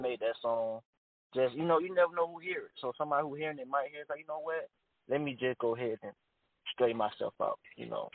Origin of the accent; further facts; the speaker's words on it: Columbus, Georgia, United States; the 706 part, uh, I'm from Columbia, Georgia, so that's our area code.